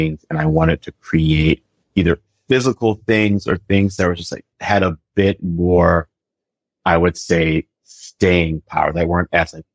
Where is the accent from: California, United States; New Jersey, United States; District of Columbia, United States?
District of Columbia, United States; Washington; moved away as an adult; also born or lived in Aiken, South Carolina / New York; now in Brooklyn, United States; I'm originally from Washington, D.C.